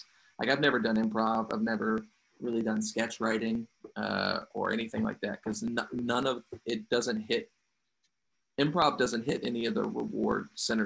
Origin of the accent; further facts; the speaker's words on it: Cartersville, Virginia, United States; also born or lived in Farmville, Virginia; Super religious household. Uh-huh. In Cartersville, Virginia, which is such a small place